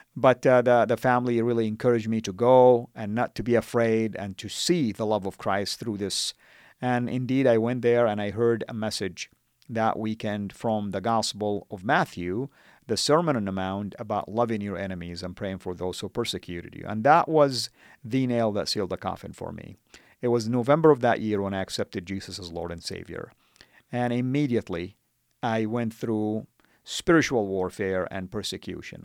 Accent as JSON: {"language": "English", "town": "Jeddah", "region": "Makkah Province", "country": "Saudi Arabia", "tie": "born or raised there", "also_born_or_lived": "United States", "first_language": "Arabic", "second_language": "English", "moved": "as an adult", "said": "I was born and raised in Saudi"}